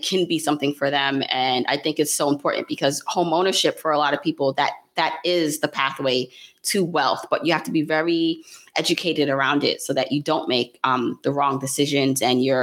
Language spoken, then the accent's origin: English; New York City, New York, United States; also born or lived in Jamaica; I was born in Jamaica, the island, raised in Brooklyn